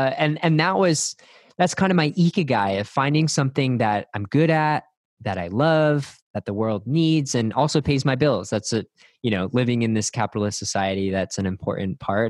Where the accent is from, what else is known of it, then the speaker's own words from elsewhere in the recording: Northeast, United States; now in Austin, United States; I grew up in the Northeast